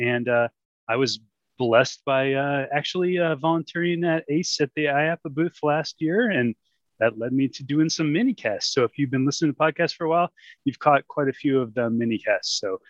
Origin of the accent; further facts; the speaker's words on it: St. Louis, Missouri, United States; I grew up in St. Louis, which was at the time Mid-America.